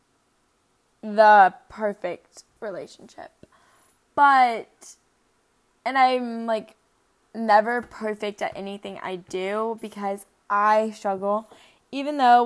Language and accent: English; Norcross, Georgia, United States; I was born in Norcross, Georgia.